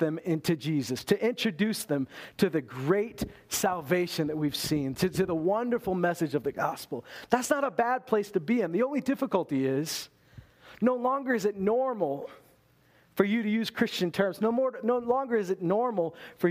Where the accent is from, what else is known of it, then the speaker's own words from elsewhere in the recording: Loon Lake, Saskatchewan, Canada; also born or lived in Lloydminster, Alberta; I've lived every day of my life in Canada. I was born in Meadow Lake, Saskatchewan. Grew up in Loon Lake, Saskatchewan and Lloydminster, Alberta.